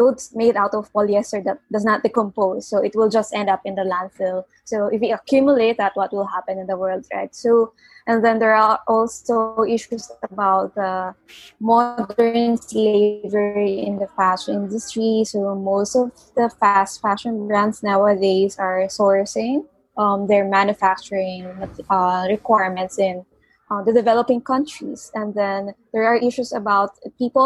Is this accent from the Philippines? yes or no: yes; Philippines; from the Philippines